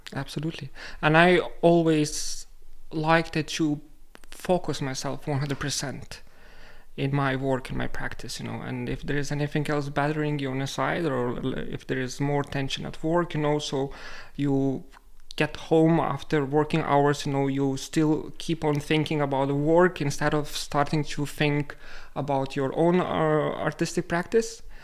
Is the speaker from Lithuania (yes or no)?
yes; Lithuania; moved away as an adult; now in Reykjavik, Iceland; I am originally from Lithuania